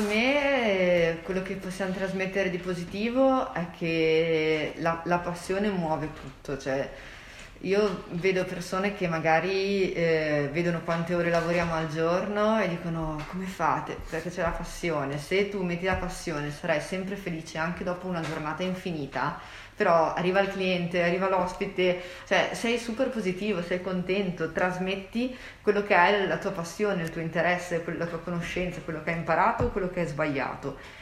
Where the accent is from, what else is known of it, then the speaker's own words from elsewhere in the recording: Genoa, Liguria, Italy; Siamo di Genova